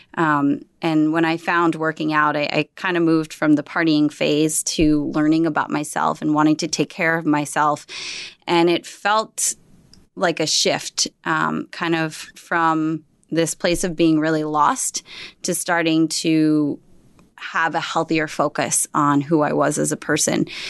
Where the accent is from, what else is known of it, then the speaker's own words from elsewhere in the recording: Berkeley Heights, New Jersey, United States; also born or lived in Brooklyn, New York / Staten Island, New York; so I was born in Brooklyn, and then I lived a few years in Staten Island and moved to New Jersey, where I grew up in Berkeley Heights